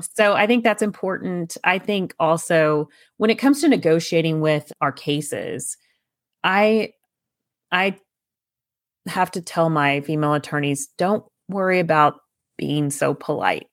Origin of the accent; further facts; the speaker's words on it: East Texas, United States; I grew up in East Texas